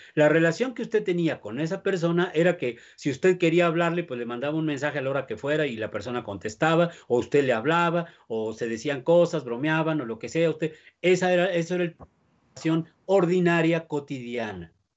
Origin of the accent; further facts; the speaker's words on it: Mexico; nosotros como mexicanos